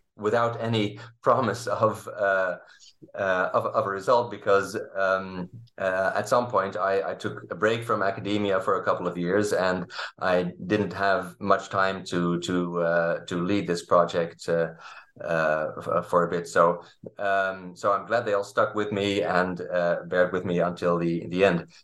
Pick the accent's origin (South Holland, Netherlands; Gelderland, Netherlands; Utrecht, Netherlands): South Holland, Netherlands; Leiden; I grew up in, uh, in Leiden, in the Netherlands